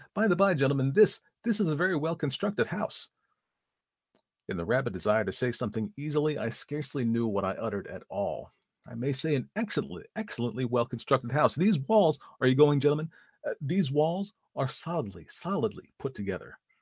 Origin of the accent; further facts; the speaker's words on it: East Coast, United States; I say aunts because I am from the East Coast.